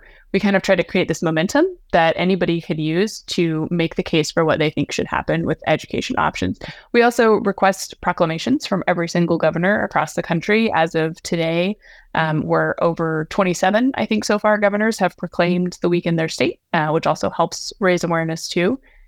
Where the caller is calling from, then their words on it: Nashville, Tennessee, United States; I am in Nashville, Tennessee.